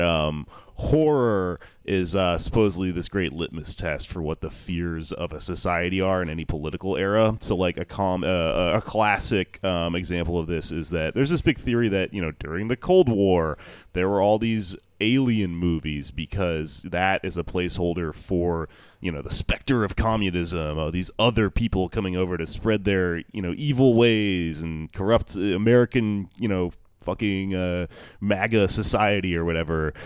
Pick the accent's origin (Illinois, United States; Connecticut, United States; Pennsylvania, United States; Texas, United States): Texas, United States; Houston; now in New York, United States; Houston, my hometown